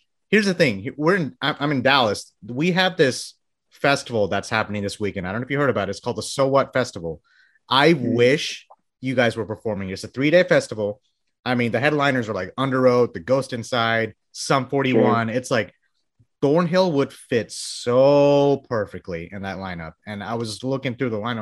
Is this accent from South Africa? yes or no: no; Bangladesh; moved away; I was born in Bangladesh